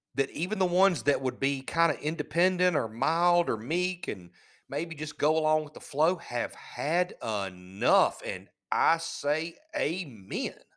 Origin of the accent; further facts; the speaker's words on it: United States; We're American